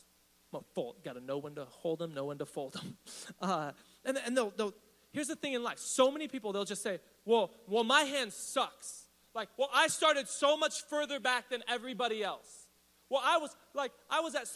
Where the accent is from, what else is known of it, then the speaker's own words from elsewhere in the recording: Riverside, California, United States; also born or lived in East Los Angeles, California; I was raised in East Riverside